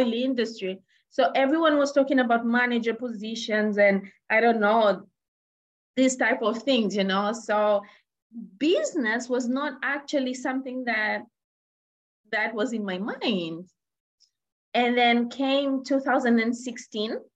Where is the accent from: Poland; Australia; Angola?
Angola; moved away; also born or lived in Zambia; I was born in Angola. So in Africa, and my mom is Zambian